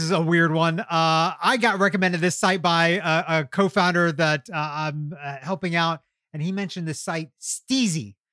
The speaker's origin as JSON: {"language": "English", "region": "Kentucky", "country": "United States", "tie": "born or raised there", "moved": "yes", "lives_now": "Atlanta, United States", "said": "when I was growing up in Kentucky"}